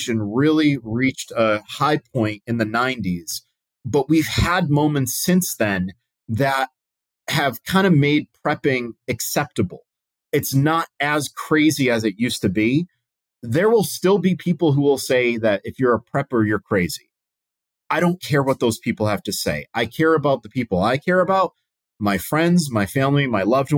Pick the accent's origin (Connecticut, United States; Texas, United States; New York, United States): Connecticut, United States; moved away as an adult; also born or lived in Utah; now in North Carolina, United States; my home state of Connecticut